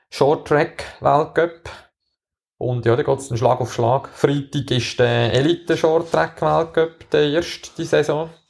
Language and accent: German; Switzerland; Wir als Schweizer haben natürlich wieder mal das Glück, dass wir äh, so ein richtiges Rennen